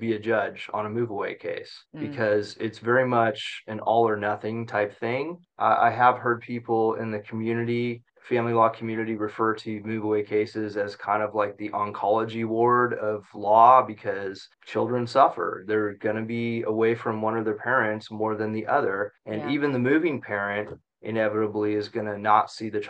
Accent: Central Valley, California, United States; I grew up in the Central Valley, made it out of there over to the ocean and haven't left since

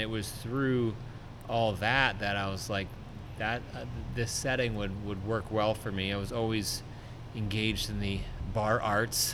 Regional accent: along the Delaware River, New Jersey, United States; I grew up on the New Jersey side

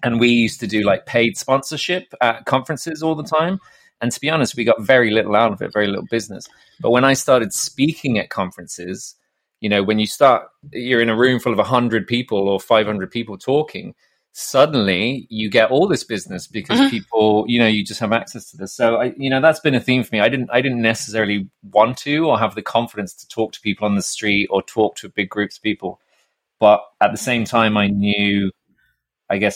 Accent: Ireland; moved away; I'm Irish

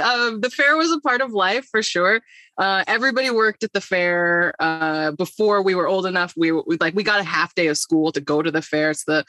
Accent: Puyallup, Washington, United States; It's like 40 minutes outside of Seattle, but that's like the joke is that we're like, oh yeah, I'm from Puyallup. We have a fair.

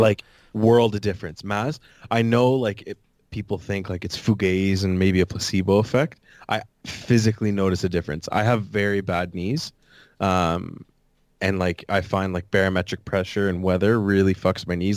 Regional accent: Canada; proud to be Canadian

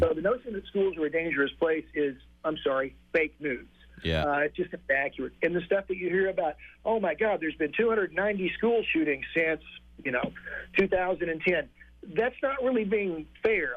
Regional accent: Texas, United States; moved away as an adult; also born or lived in Boston / New Hampshire; so I grew up in Texas. I lived there for the first 35 years of my life, and then I came to Boston

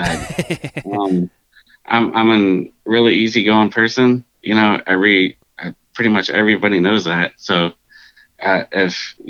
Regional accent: Sarasota, Florida, United States; also born or lived in North Port, Florida / Charlotte County, Florida; I grew up, I was born and raised in Sarasota, Florida, lived in Northport, Florida, up until middle school, moved into Charlotte County right next to Sarasota County, and lived here ever since.

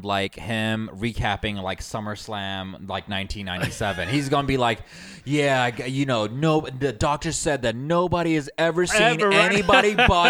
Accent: Atlanta, Georgia, United States; living in Atlanta and growing up in Atlanta

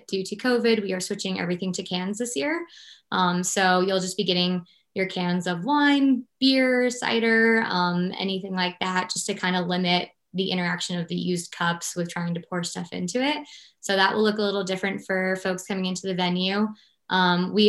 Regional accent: Portland, Maine, United States; now in Victor, United States; that's where I moved here from

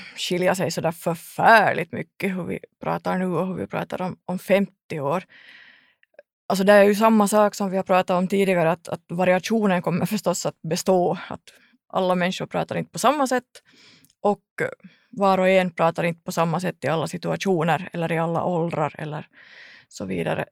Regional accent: Ekenäs, Uusimaa, Finland; jag kommer från Ekenäs

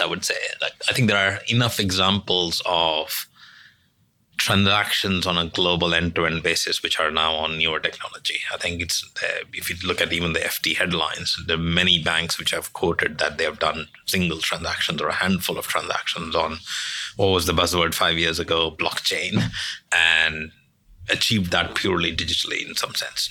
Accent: India; now in London, United Kingdom; I'm originally from India. I'm a senior partner in London

